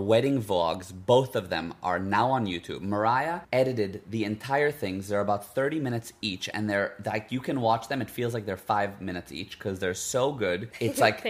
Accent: United States; first language Hebrew; English is a second language; moved away as an adult; now in Cape Town, South Africa; I grew up in the U.S. We moved there when I was 7 years old.

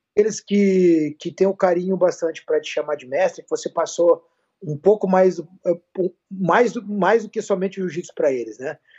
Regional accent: Campo Grande, Mato Grosso do Sul, Brazil; moved away; eu sou de Campo Grande, Mato Grosso do Sul, lá do meu Pantanal querida

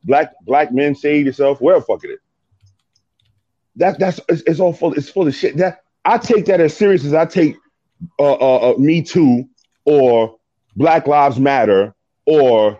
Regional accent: New York, United States; I'm from New York, in the streets of New York

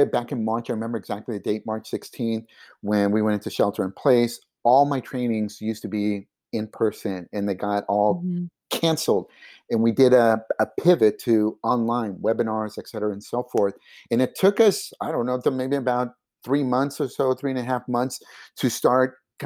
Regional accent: Silicon Valley, California, United States; first language Spanish; English is a second language; I'm from Silicon Valley

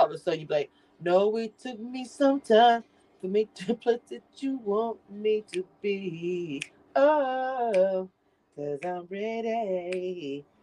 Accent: Philadelphia, Pennsylvania, United States; I'm from Philly. We be fighting.

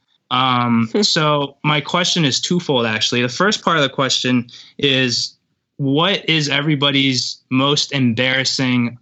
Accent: New Jersey, United States; also born or lived in St. Petersburg, Russia; I'm from St. Petersburg, but I'm pretty Americanized, obviously. I don't have an accent. I moved to New Jersey when I was 3

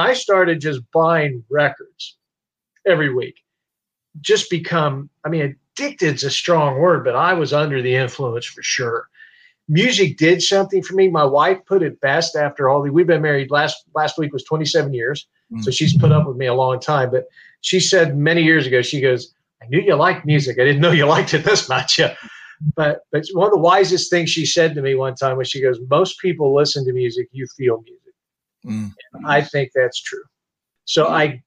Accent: Topeka, Kansas, United States; I grew up in Topeka, Kansas

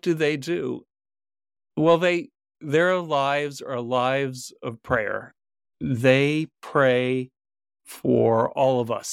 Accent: Vermont, United States; my home state of Vermont

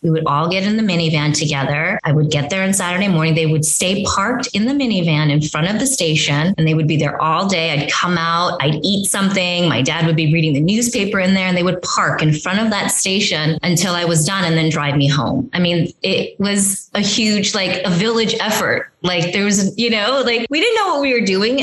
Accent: Union City, California, United States; moved away as an adult; also born or lived in South Korea / Los Angeles / New York; I grew up in Union City, you know, my parents, we all moved to this country from South Korea. I was five

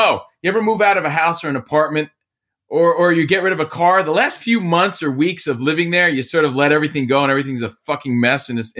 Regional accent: East Coast, United States; now in Los Angeles, United States; We all came to LA together, and that's just who we are. We're transplants from the East Coast, and East Coast people, you know where you stand immediately.

